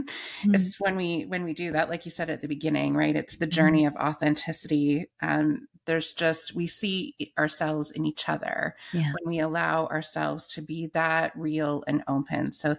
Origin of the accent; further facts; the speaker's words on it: Canada; because I grew up in the Anglican Church in Canada, mm-hmm. which is Episcopal in the US.